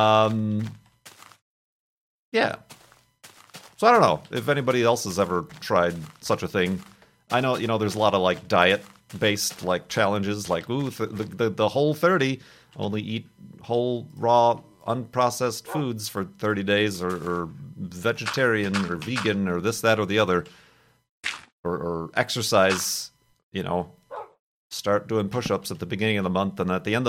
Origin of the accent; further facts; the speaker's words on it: Chicago, Illinois, United States; moved away; also born or lived in Arizona; I grew up in the Chicago area